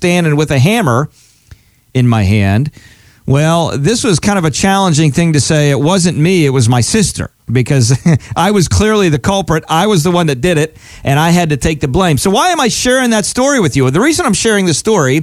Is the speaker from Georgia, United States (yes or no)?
no; Altoona, Pennsylvania, United States; I grew up in Altoona, Pennsylvania.